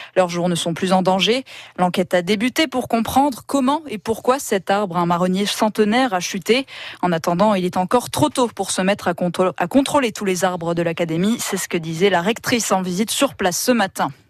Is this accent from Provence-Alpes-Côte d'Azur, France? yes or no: no; Occitania, France; chez nous, en Occitanie